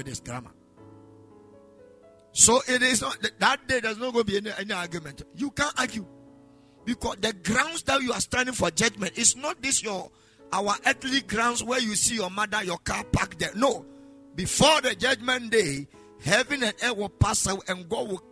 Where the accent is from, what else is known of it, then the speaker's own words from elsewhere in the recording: Ghana; if we're Ghanaian